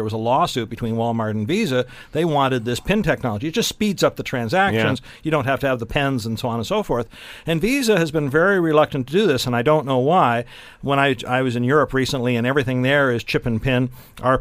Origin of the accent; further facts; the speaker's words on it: Elgin County, Ontario, Canada; My hometown where I was born is in Elgin County